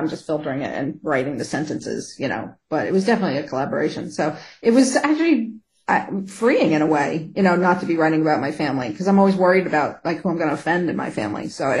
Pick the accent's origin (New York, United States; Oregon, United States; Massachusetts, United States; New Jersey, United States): New Jersey, United States; Jersey City; I grew up in Jersey City, New Jersey.